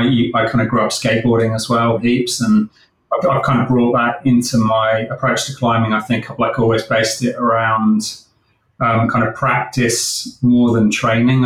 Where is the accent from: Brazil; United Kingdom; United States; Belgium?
United Kingdom; also born or lived in Sydney, Australia; now in Sunshine Coast, Australia; I'm originally from the UK. As you can probably tell from my accent